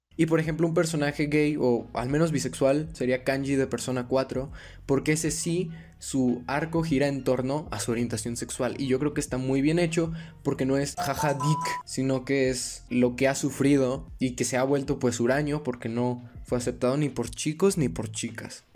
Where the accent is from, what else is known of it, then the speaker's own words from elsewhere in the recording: Mexico; mis padres nacieron en México, yo nací en México